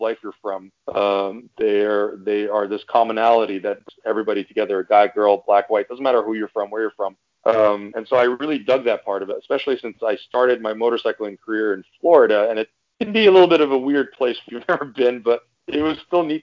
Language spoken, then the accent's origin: English; Iran; now in United States; I'm originally from Iran